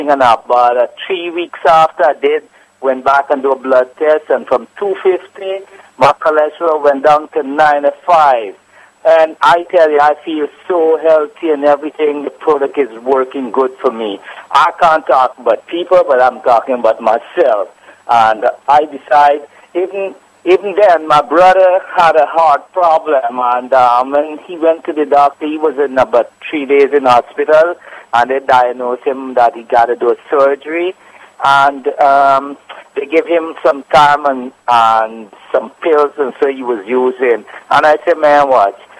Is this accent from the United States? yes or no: no; Guyana; I'm a I'm from Guyana, right?